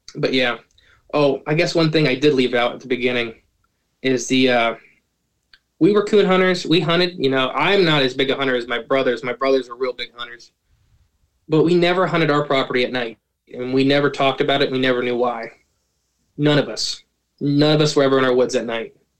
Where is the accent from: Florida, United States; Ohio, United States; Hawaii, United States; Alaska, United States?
Ohio, United States; I am from Ohio